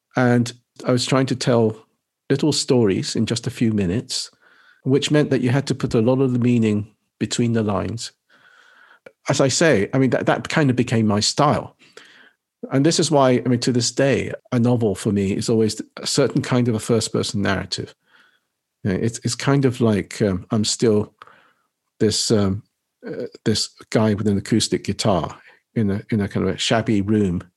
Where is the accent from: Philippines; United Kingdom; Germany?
United Kingdom; England; born or raised there; also born or lived in Nagasaki, Japan